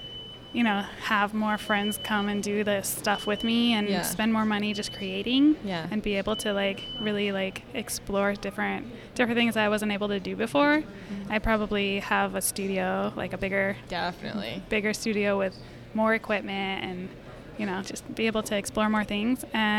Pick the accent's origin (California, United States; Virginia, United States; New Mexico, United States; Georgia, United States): New Mexico, United States; Yeah, so I come from New Mexico, and El Paso, Texas was like a 45-minute drive.